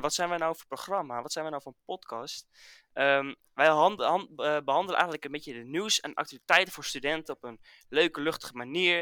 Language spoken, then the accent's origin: Dutch; Dordrecht, South Holland, Netherlands; ik kom uit Dordrecht